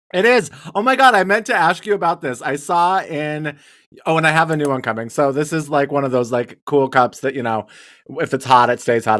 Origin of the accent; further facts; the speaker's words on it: Wyoming, United States; I'm from Wyoming